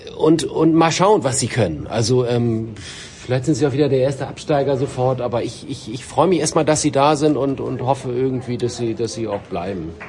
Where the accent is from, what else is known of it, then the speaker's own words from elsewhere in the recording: Bremen, Germany; als Bremer